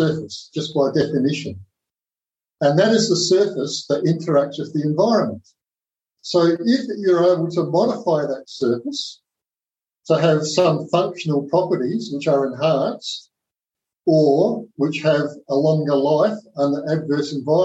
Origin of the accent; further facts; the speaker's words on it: South Australia, Australia; Their plant was in Whyalla, which was a very remote part of South Australia, my home state.